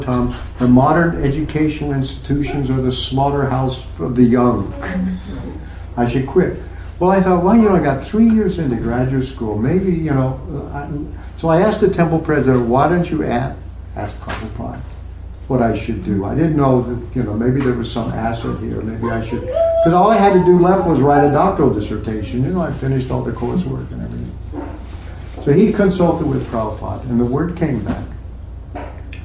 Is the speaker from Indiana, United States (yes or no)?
no; Texas, United States; moved away; also born or lived in Oklahoma; part of my life, I grew up in Texas and Oklahoma